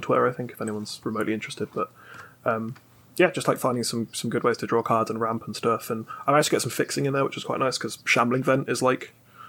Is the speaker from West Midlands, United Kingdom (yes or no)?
yes; Birmingham, West Midlands, United Kingdom; accent: Birmingham; me with my Birmingham accent.